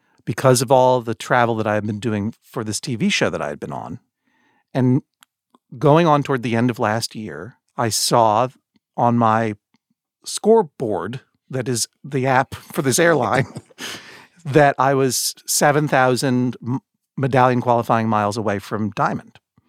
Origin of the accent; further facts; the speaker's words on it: New England, United States; Sir, I'm from New England.